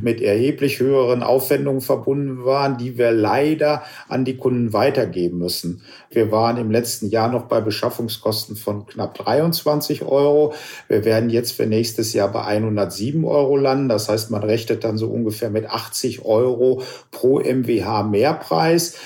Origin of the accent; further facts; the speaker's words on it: Germany; auch als Deutsche